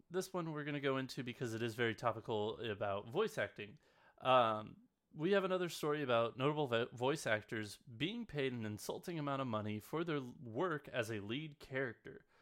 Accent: West Coast, United States; I grew up on the West Coast

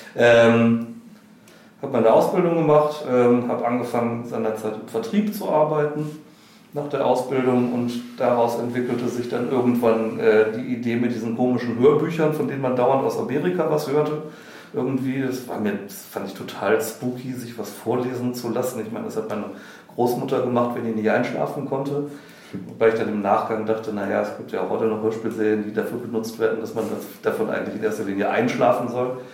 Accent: Wuppertal, North Rhine-Westphalia, Germany; ich komme vom Plattenland äh, aus Wuppertal

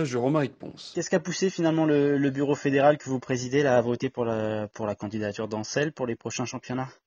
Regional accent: Marseille, Provence-Alpes-Côte d'Azur, France; je suis marseillais

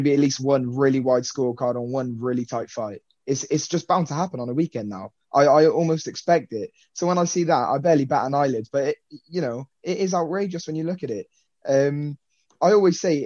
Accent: United Kingdom; I'm British

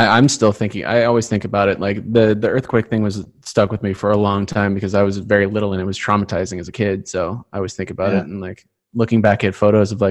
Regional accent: Santa Barbara, California, United States; also born or lived in Los Angeles; I was born in LA and then raised in Santa Barbara.

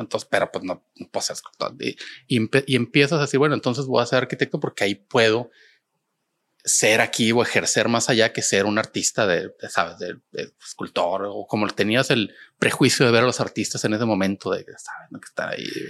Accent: Monterrey, Nuevo León, Mexico; siendo el, regio pragmático

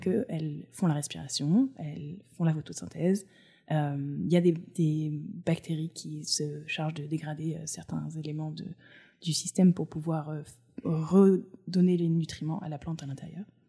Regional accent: Provence-Alpes-Côte d'Azur, France; moved away as an adult; also born or lived in Cantal / Auvergne / United States / Paris; J'ai grandi sur la côte d'Azur

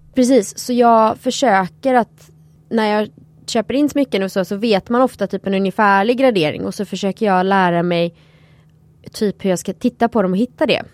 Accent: Sweden; här hemma i Sverige

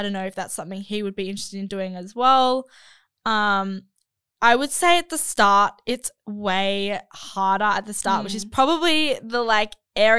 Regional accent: Spain; I cannot be more heartbroken since I'm from Spain and he's from South Korea, which is a huge distance.

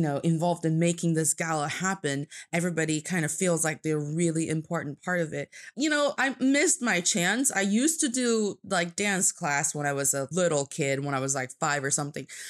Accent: Changchun, Jilin, China; now in Beijing, China; from the northeast part of China. It's a beautiful city called Changchun, which means a long spring, and it's in Jilin Province

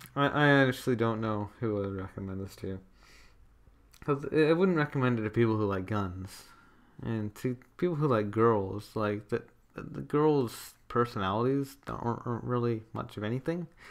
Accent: Canada; my home country of Canada

